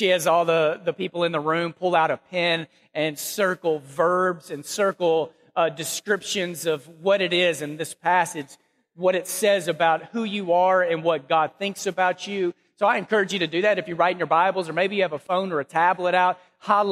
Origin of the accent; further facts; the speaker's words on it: Texas, United States; moved away as an adult; now in Memphis, United States; we were born and raised in Texas. We love Texas. I love the Dallas-Fort Worth area